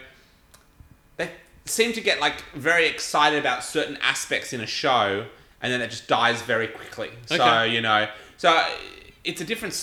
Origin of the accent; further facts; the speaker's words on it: Australia; as an Australian